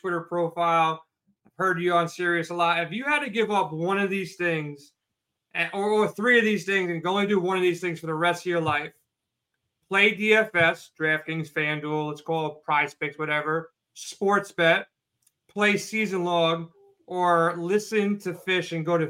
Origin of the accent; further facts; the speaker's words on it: New York, United States; I'm from New York as well. I'm in New York right now